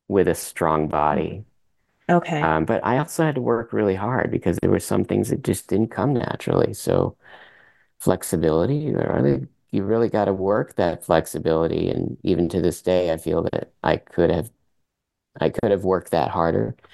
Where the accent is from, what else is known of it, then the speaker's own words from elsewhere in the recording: Vermont, United States; first language French; English is a second language; were born in, in the, in the united states in vermont Although my mother is native of Canada, she's from Quebec, Montreal